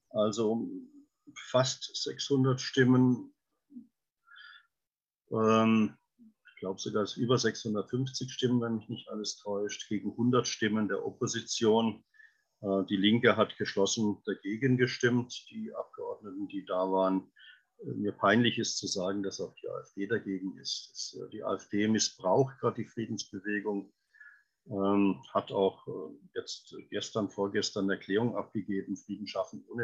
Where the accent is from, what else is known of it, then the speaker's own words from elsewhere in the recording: Freiburg, Baden-Württemberg, Germany; Beim Tornado auch der Bordcomputer stammen von Litev, Norfolk Drummond Litev, meiner Heimatstadt in Freiburg.